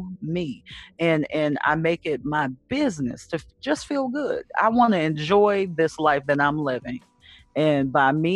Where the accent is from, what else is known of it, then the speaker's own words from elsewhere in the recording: Detroit, Michigan, United States; also born or lived in Southfield, Michigan; I'm from Detroit